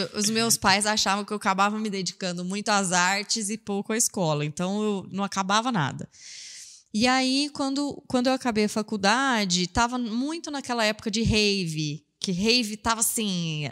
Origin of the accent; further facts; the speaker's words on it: Franca, São Paulo, Brazil; also born or lived in Ribeirão Preto; eu sou de Franca, mas eu, nessa época eu estava morando em Ribeirão